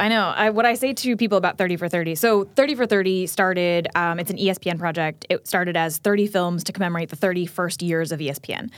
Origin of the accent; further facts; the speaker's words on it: New Jersey, United States; I grew up in New Jersey, like, going to Metro Stars games